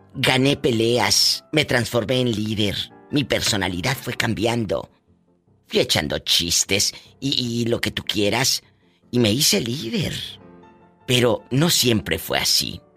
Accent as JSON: {"language": "Spanish", "town": "Matamoros", "region": "Tamaulipas", "country": "Mexico", "tie": "born or raised there", "said": "yo que crecí en la frontera en Matamoros"}